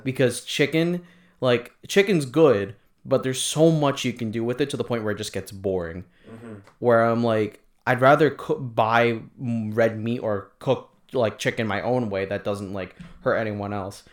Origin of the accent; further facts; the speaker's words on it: Philippines; me being Filipino